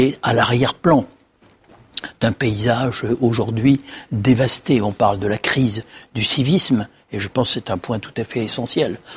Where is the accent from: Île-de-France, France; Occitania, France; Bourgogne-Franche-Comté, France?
Bourgogne-Franche-Comté, France; Haut-Doubs; dans le Haut-Doubs, qui est mon pays d'origine